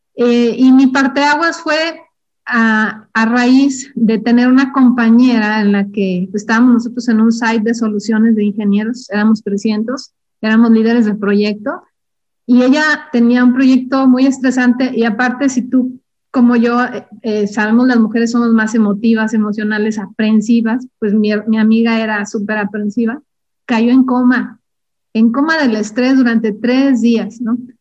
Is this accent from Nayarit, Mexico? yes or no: no; Durango, Mexico; moved away as an adult; also born or lived in Ciudad Juárez; yo soy originaria de Durango